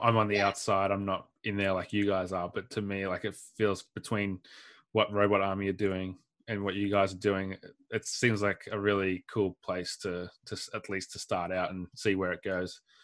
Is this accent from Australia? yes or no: yes; Warrnambool, Victoria, Australia; I grew up in Warrnambool